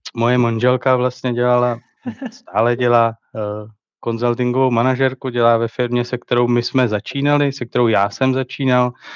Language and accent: Czech; Letohrad, Pardubice Region, Czechia; přestěhovat se do svého rodného města, což je Letohrad ve východních Čechách